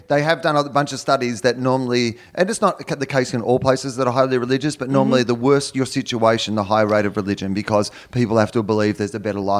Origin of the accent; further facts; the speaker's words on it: Australia; I come from Australia